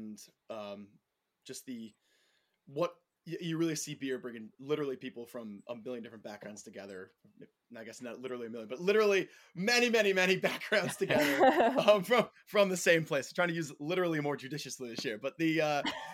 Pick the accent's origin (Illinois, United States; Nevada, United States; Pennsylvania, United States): Pennsylvania, United States; Allentown; also born or lived in Western Queens, New York / East Village, New York; now in New York, United States; Originally, though, I grew up in Allentown, Pennsylvania.